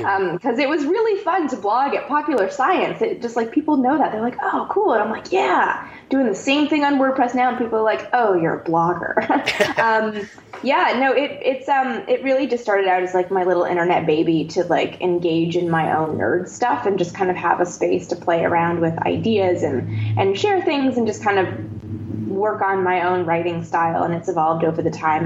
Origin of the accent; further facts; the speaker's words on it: Canada; I'm from Canada